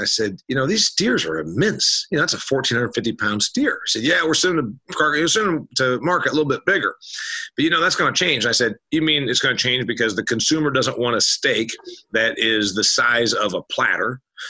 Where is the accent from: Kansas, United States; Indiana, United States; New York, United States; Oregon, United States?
Indiana, United States; Huntington; Dean's, in fact, owns a plant in my hometown, Huntington, Indiana. They bought the place where my family used to sell our milk, which was an independent dairy processor.